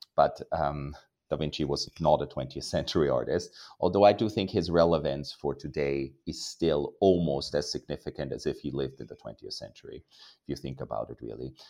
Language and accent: English; Austria; now in New York, United States; I was raised in Austria